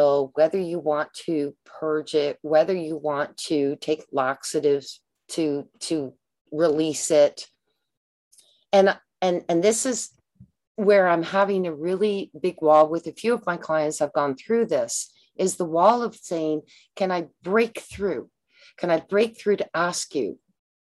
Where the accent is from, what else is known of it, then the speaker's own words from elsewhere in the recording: Canada; I'm a Canadian